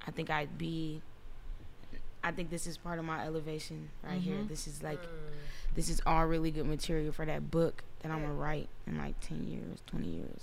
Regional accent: Chicago, Illinois, United States; moved away; I was raised in Chicago

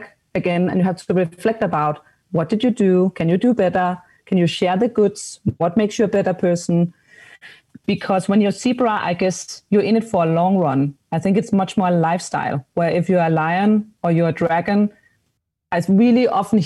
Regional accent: Denmark; I'm from Denmark

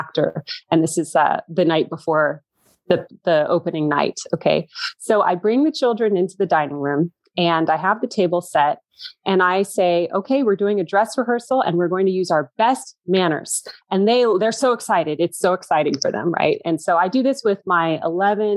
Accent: United States; I was the only American there

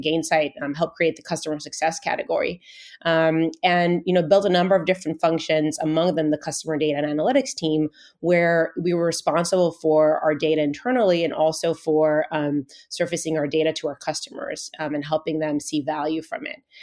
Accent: Israel; moved away as an adult; now in Bay Area, United States; I was actually originally born and raised in Israel.

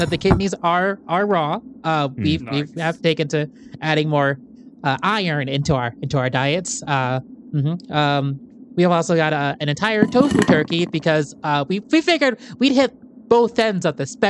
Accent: Petoskey, Michigan, United States; I am a black man, and I grew up in Petoskey, so I had to learn how to defend myself pretty quick at an early age.

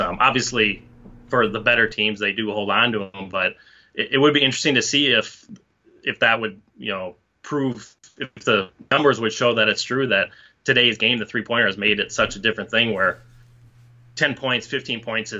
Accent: Minnesota, United States; now in New York, United States; my home state of Minnesota

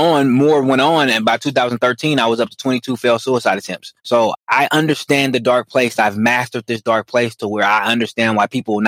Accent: Oakland, California, United States; Born and raised in Oakland, California

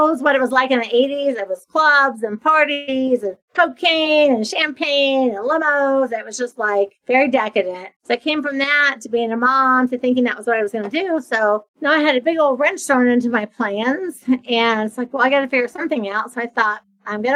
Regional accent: a small town in Ohio, United States; moved away as an adult; now in Florida, United States; I'm from Ohio, from a small town in Ohio. I had moved to Florida. So I'd been living in Florida for a decade.

